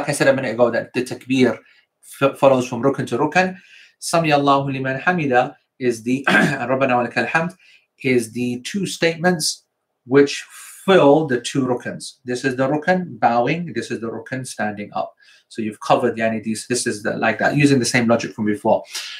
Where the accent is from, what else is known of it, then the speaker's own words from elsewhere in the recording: Croydon, London, United Kingdom; South London, because I'm from Croydon.